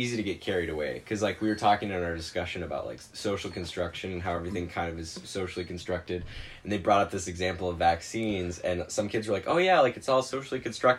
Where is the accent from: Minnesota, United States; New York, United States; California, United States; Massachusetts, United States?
Minnesota, United States; Rochester; I am from Rochester, like Minnesota.